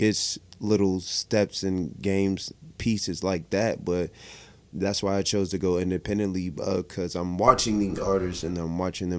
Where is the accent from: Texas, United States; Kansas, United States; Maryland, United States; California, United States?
Maryland, United States; also born or lived in Washington, D.C. / Virginia; I'm from Maryland, bro.